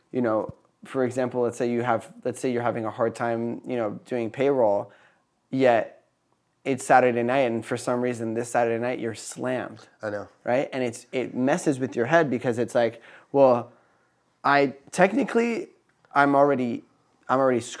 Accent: Philadelphia, Pennsylvania, United States; also born or lived in Napa Valley, California; I grew up partially in Philadelphia and partially in Napa Valley.

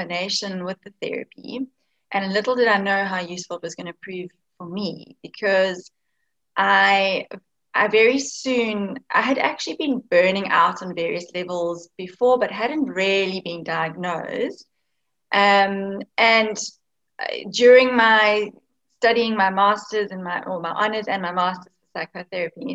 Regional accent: Cape Town, Western Cape, South Africa; I'm actually from Cape Town in South Africa

